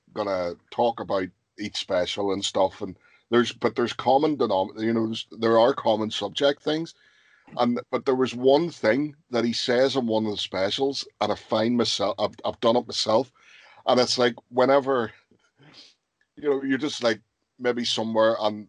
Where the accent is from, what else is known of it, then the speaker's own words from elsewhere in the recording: Northern Ireland, United Kingdom; we grew up in Northern Ireland.